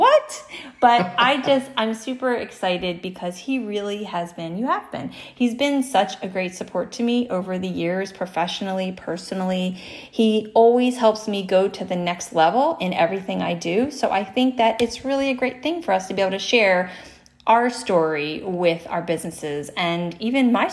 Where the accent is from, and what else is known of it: New Jersey, United States; born or raised there